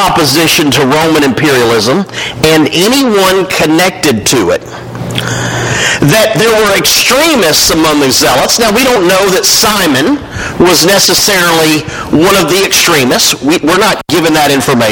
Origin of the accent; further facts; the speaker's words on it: Winchester, Tennessee, United States; I grew up in Winchester, Tennessee